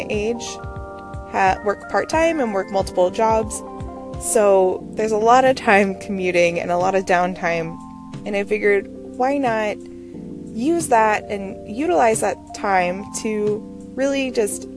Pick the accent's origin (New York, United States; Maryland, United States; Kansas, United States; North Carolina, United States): Maryland, United States; also born or lived in Pittsburgh, Pennsylvania; now in Connecticut, United States; I'm originally from Maryland